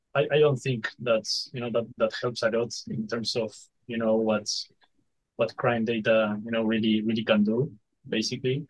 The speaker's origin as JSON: {"language": "English", "country": "Uruguay", "said": "we are from Uruguay"}